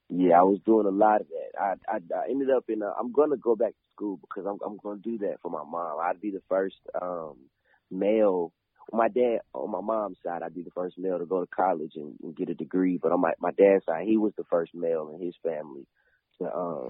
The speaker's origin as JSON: {"language": "English", "town": "Clarksville", "region": "Tennessee", "country": "United States", "tie": "born or raised there", "said": "I grew up in Clarksville"}